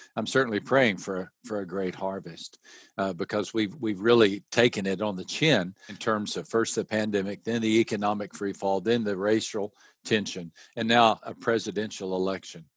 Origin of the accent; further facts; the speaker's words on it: West Texas, United States; I grew up in West Texas